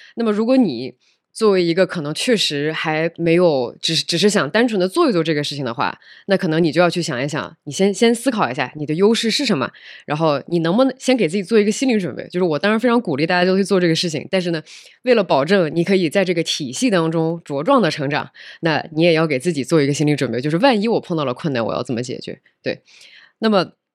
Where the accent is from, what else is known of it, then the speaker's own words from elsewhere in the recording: southern China, China; moved away as an adult; also born or lived in United States / Europe / Nepal / Beijing; 我出生在北方，然后长大在中国的南方，然后之后其实在全世界的不同地方都混迹过一段时间。比如说这是在美国上的学，然后后来去欧洲工作过一段时间，然后后来又辗转去了尼泊尔工作了一段时间，然后后来在二零一六年的时候就回到了国内。其实本来就我是深圳人，唉，这个唉，就是 long story，但是我确实是深圳户口，所以我本来想回深圳工作